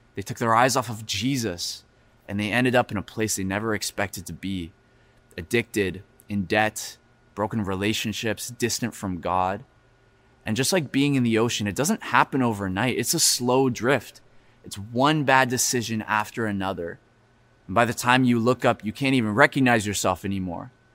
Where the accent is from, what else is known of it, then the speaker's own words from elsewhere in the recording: Florida, United States; now in Vancouver, Canada; I grew up in Florida